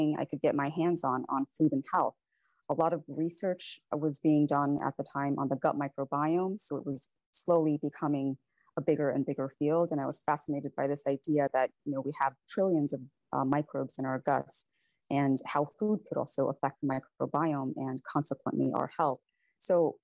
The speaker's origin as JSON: {"language": "English", "town": "Valparaiso", "region": "Indiana", "country": "United States", "tie": "born or raised there", "also_born_or_lived": "Varanasi, India", "said": "I actually grew up in Valparaiso, Indiana, and it's a small town"}